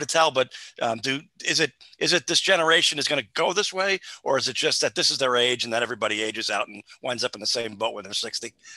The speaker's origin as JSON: {"language": "English", "region": "New Jersey", "country": "United States", "said": "I'm from New Jersey also"}